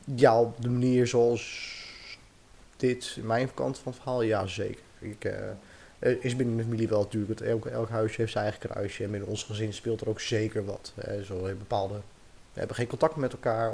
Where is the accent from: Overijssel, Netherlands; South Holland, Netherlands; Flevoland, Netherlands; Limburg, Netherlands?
Flevoland, Netherlands; Dronten; moved away; also born or lived in Utrecht / Ermelo; ik ben geboren in Utrecht, opgegroeid in Dronten.